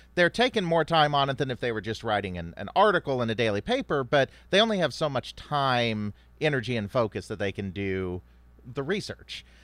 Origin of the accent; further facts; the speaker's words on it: United States; I'm American, I speak English, and I don't speak, uh, you know, Japanese or any other languages